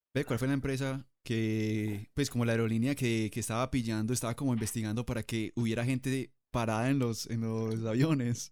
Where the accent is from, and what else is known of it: Colombia